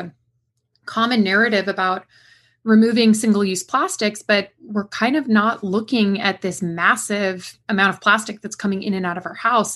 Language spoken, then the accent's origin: English; West Coast, United States; now in Durham, United States; I'm from the West Coast originally